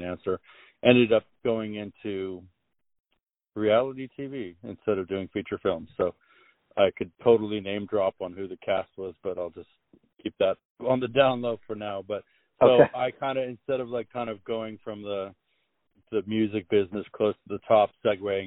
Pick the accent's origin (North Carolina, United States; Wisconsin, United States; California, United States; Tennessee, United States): California, United States; La Jolla; also born or lived in Los Angeles; I grew up in La Jolla